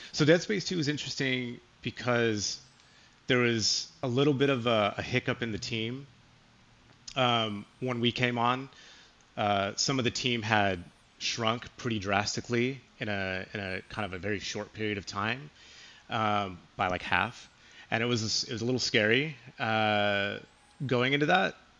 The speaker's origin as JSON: {"language": "English", "region": "California", "country": "United States", "also_born_or_lived": "Chicago", "said": "Being from California"}